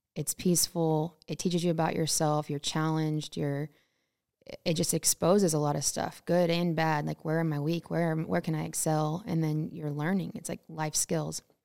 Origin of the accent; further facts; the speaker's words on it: Temple, Texas, United States; now in Montana, United States; born and raised in Temple, Texas. So Central Texas, a little bit north of Austin